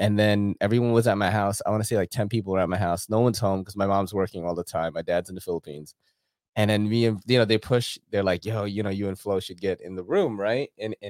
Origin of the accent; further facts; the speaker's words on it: New York City, New York, United States; We're from Queens.